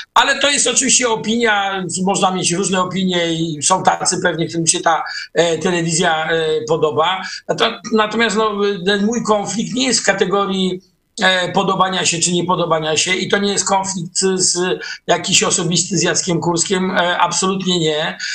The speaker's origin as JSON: {"language": "Polish", "town": "Gdańsk", "region": "Pomeranian Voivodeship", "country": "Poland", "tie": "born or raised there", "said": "Jesteśmy z Gdańska"}